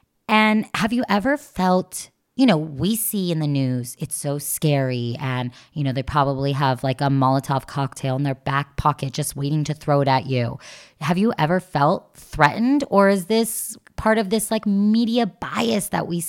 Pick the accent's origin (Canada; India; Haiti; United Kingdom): Canada; Not me. I'm a Canadian. I am a short Canadian.